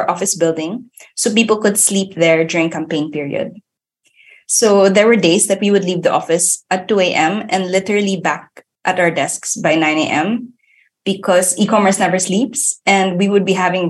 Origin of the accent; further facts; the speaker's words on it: Philippines; moved away as an adult; now in Germany; away from my family and my home country, which is the Philippines